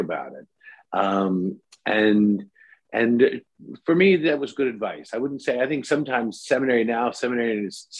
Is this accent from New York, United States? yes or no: no; Washington, District of Columbia, United States; moved away as an adult; now in Springfield, United States; I'm from the Washington, D.C. area.